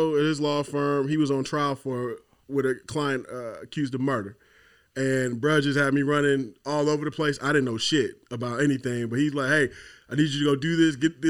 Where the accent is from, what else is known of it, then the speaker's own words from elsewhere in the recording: Atlanta, Georgia, United States; I'm from Atlanta, Zone 6, East Atlanta, Decatur.